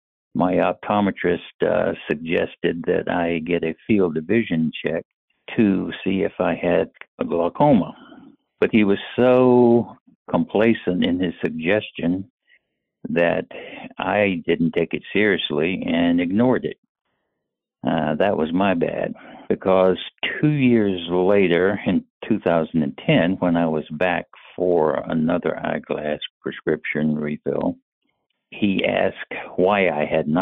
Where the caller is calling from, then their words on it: Raleigh, North Carolina, United States; I am calling from Raleigh, North Carolina.